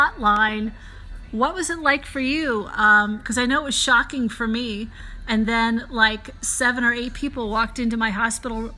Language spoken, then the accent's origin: English; United States; also born or lived in Philadelphia, Pennsylvania / New York; now in Albuquerque, United States; I'm originally from Philly and New York, so I talk a mile a minute